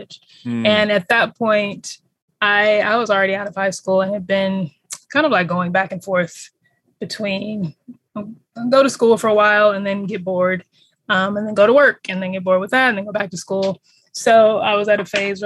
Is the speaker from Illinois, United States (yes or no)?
no; California, United States; I am a born Californian, so born and raised in California